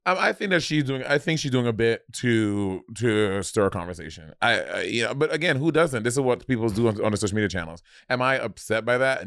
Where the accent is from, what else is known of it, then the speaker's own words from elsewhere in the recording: United States; accent: Caribbean; my family is West Indian, but I was born in America